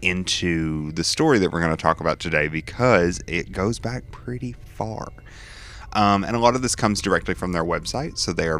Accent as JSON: {"language": "English", "region": "Kentucky", "country": "United States", "tie": "born or raised there", "said": "I was raised in Kentucky."}